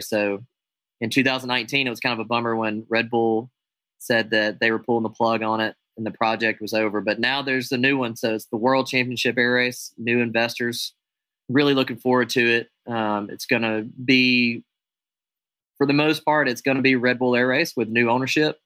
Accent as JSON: {"language": "English", "country": "United States", "said": "I'm an American aerobatic airshow pilot"}